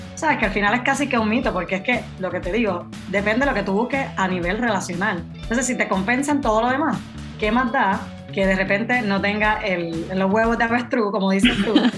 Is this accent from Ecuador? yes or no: no; Puerto Rico; now in Spain; vivo en España, pero soy originalmente de Puerto Rico.